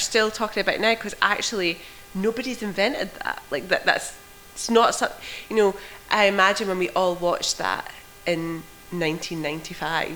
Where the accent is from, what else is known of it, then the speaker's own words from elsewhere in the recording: United Kingdom; as a British teenager